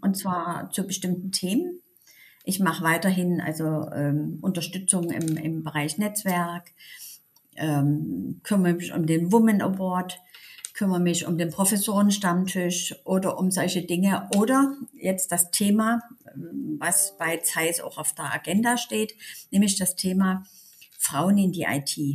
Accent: Dresden, Saxony, Germany; accent: Sächsisch; moved away as an adult; also born or lived in Berlin; wieder in meiner Heimatstadt

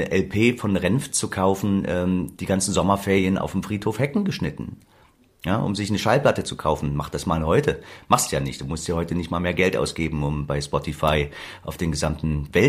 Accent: Leipzig, Saxony, Germany; ich bin aufgewachsen in Leipzig-Grünau. Leipzig-Grünau ist so eine typische

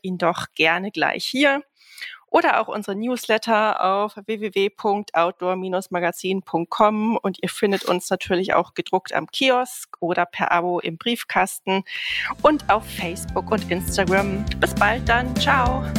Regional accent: Northern Germany, Germany; im Norden, da in meiner Heimat

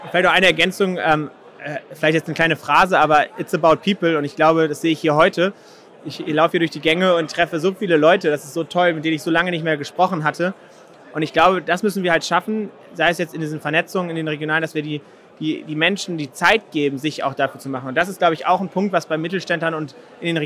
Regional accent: Schleswig-Holstein, Germany; Ich komme aus Schleswig-Holstein, so da ist natürlich das Thema Windenergie und äh, Energie insgesamt natürlich ein Thema.

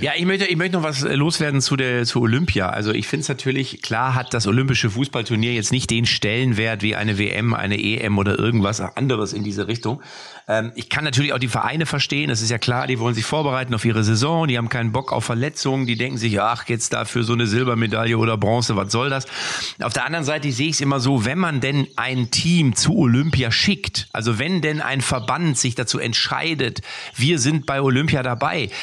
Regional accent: Lippstadt, North Rhine-Westphalia, Germany

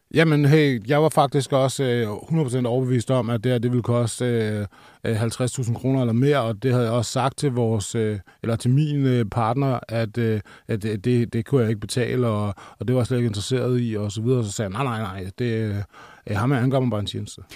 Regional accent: Roskilde, Zealand, Denmark; jeg er som sagt fra Roskilde

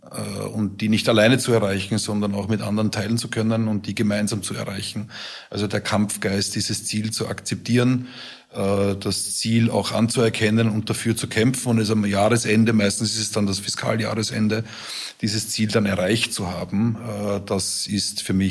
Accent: Vienna, Austria; Genau, Gott sei Dank in meiner Heimat.

